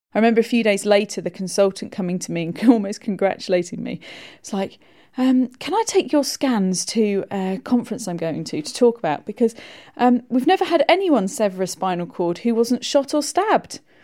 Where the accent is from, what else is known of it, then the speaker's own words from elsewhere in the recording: Buckinghamshire, South East England, United Kingdom; I grew up in Buckinghamshire